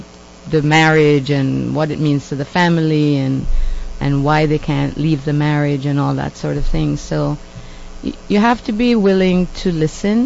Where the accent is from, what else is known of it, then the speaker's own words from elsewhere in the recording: Jamaica; now in Canada; I'm from Jamaica. I'm considered to be a woman of color. But when I was growing up in Jamaica, I was white. Then I came to Canada